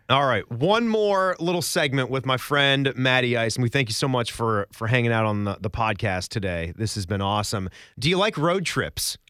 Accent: Northern Virginia, United States; we didn't have a whole lot of great college options growing up in Virginia in the spot we lived

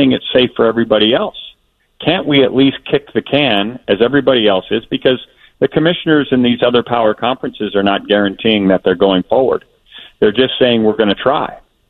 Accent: Wisconsin, United States; born there; You know, I was born in Wisconsin.

